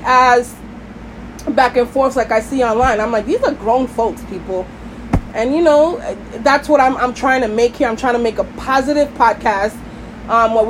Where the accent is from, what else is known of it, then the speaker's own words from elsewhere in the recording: New York City, New York, United States; I'm from Brooklyn